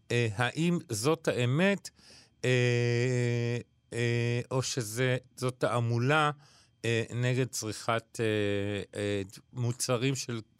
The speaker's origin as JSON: {"language": "Hebrew", "country": "Israel", "said": "אנחנו היהודים, ישראלים, אוהבים uh, להביע אהבה באוכל."}